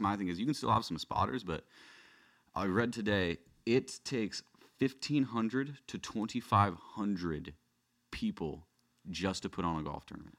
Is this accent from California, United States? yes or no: yes; West County, California, United States; growing up in, you know, West County, there was, there was no kids that played golf